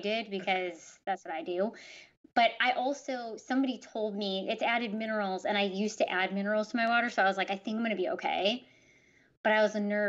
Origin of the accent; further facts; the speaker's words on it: Chicago, Illinois, United States; I grew up in Chicago